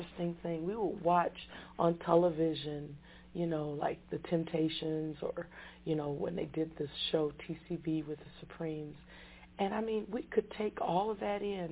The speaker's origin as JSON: {"language": "English", "town": "Denver", "region": "Colorado", "country": "United States", "tie": "born or raised there", "also_born_or_lived": "Detroit, Michigan", "said": "I grew up in Denver, Colorado."}